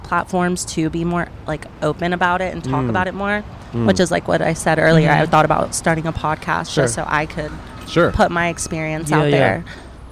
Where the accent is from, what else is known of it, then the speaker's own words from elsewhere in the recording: North Carolina, United States; moved away as an adult; now in Los Angeles, United States; I'm from North Carolina, so it's, like, super country